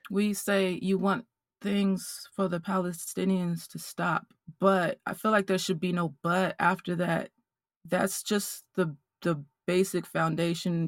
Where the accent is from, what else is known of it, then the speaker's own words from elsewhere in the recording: Mississippi, United States; growing up in Mississippi